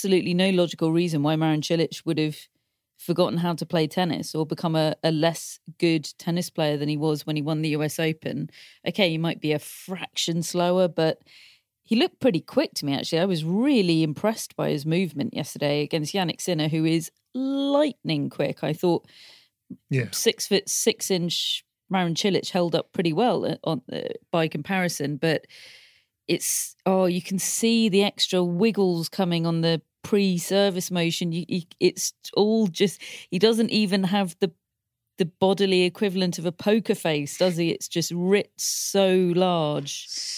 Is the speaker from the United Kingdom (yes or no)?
yes; United Kingdom; obviously I'm from Great Britain, I wanted Great Britain to win